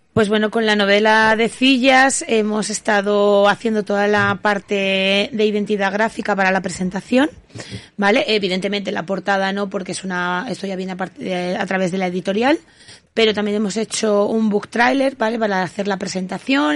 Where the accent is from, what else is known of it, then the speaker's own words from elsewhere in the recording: Huesca, Aragon, Spain; yo soy nacida en Huesca y mi familia es de, Huesca, de, concretamente de Splus y Binefar